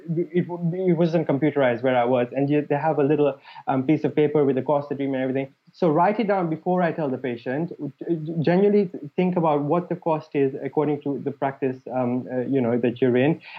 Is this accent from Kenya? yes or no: yes; Mombasa, Mombasa County, Kenya; moved away as an adult; also born or lived in Liverpool; now in United Kingdom; the place where I grew up in Mombasa